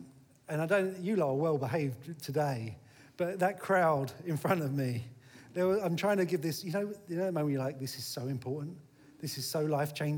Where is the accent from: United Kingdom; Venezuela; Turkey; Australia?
United Kingdom; Eltham, London; also born or lived in Sidcup; I'm just from Eltham. Now, sometimes I say, actually, I'm from Sycup, because Sycup's a little bit posher than Eltham